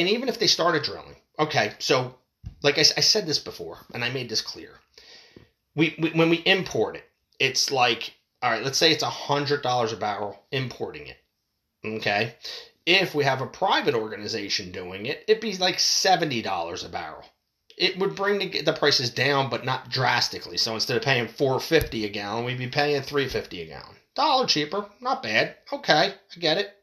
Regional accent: United States; as an American citizen

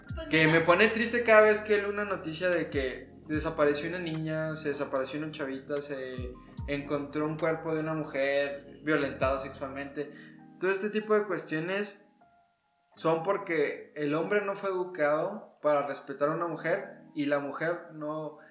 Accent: Mexico; como mexicanos

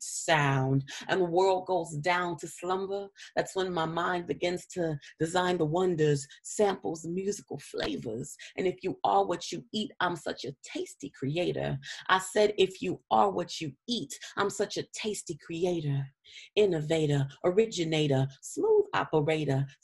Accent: San Antonio, Texas, United States; I grew up mostly from the third grade on. I grew up on the northeast side of San Antonio. So same district all the way through

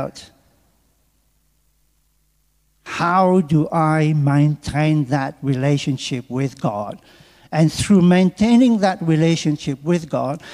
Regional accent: Mauritius; moved away as an adult; also born or lived in England; now in Australia; from Mauritius, where I come from

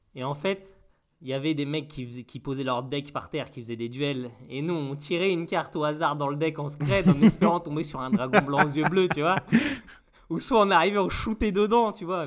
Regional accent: Mont-Saint-Aignan, Normandy, France; moi je suis né à Mont-Saint-Aignan

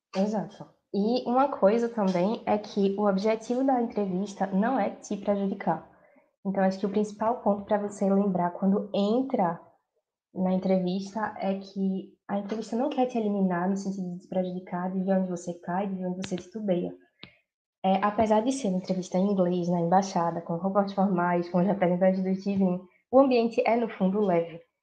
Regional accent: Recife, Pernambuco, Brazil; moved away as an adult; now in London, United Kingdom; sou de Recife, Pernambuco

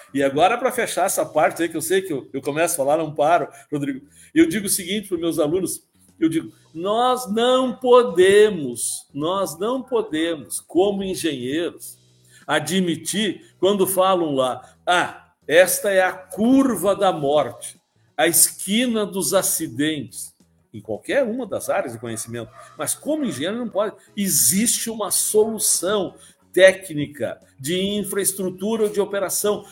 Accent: Palmeira das Missões, Rio Grande do Sul, Brazil; moved away as an adult; also born or lived in Rio de Janeiro / Santa Maria; voltei para Palmeiras das Missões, minha terra natal

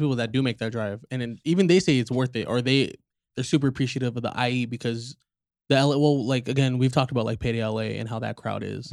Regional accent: Inland Empire, California, United States; the I E is their introduction to where we're from

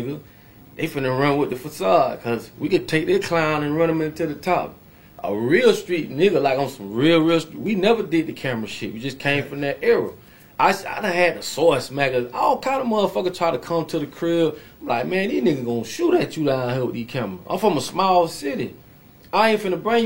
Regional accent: Palm Beach County, Florida, United States; I'm from Palm Beach County, man, small city

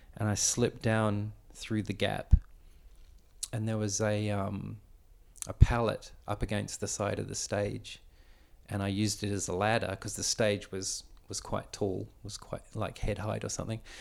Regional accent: Victoria, Australia; I was born here in Australia, but born to a Dutch immigrant family

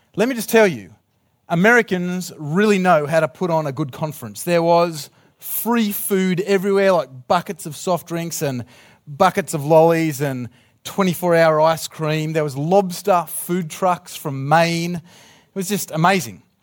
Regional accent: Australia; I'm from Australia.

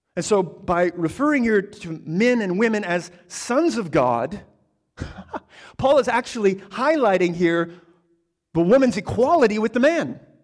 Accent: United States; I'm an American

